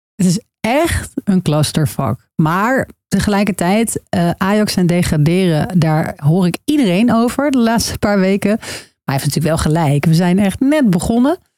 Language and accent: Dutch; Utrecht, Netherlands; now in Amsterdam, Netherlands; ik kom uit Utrecht